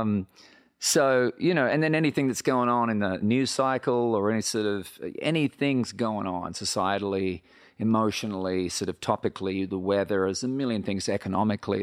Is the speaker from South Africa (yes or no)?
no; Australia; moved away as an adult; now in Nashville, United States; I come from Australia where they're brutally honest